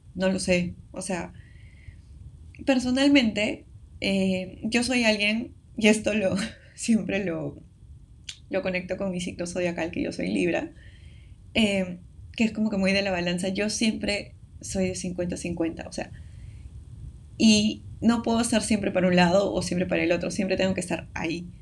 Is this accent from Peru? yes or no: yes; Peru; somos de Perú